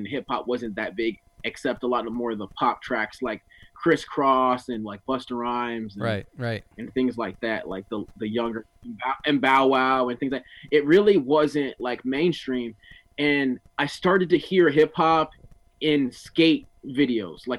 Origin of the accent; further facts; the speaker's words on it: Oceanside, California, United States; also born or lived in Newark, New Jersey; I ended up in Oceanside. So I grew up in Oceanside